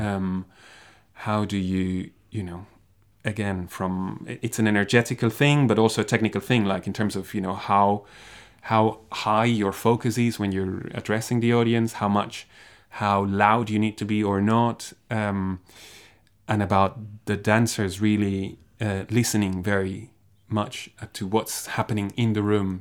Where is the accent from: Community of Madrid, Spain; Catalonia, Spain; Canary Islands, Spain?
Catalonia, Spain; Barcelona; moved away as an adult; also born or lived in Graz, Austria; now in Dundee, United Kingdom; I come from Barcelona